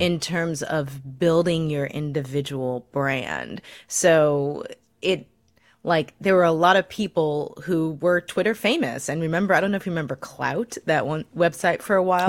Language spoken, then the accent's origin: English; Missouri, United States; my home state of Missouri.